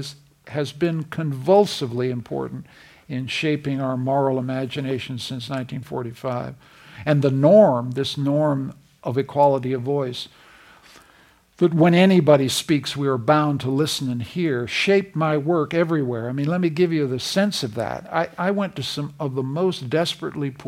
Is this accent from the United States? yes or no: no; Canada; I'm a Canadian